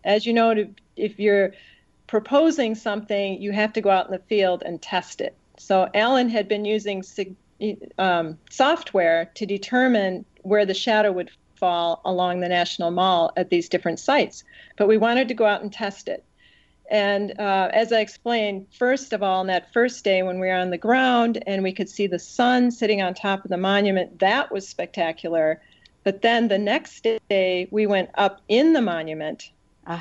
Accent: United States; as an American

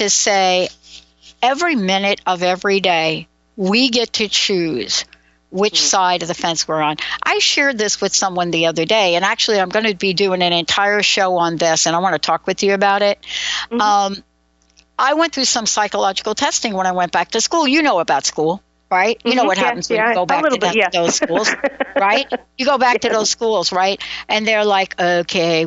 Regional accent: New York, United States; I'm from New York

